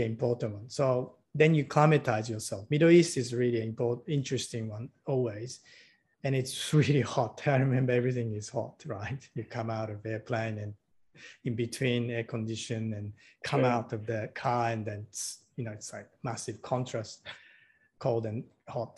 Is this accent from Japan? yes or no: yes; Tokyo, Japan; moved away; I grew up in Tokyo, you know, in Japan